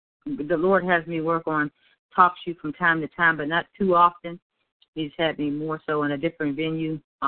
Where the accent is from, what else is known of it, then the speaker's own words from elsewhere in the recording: Jeannette, Pennsylvania, United States; I'm from Jeanette, Pennsylvania.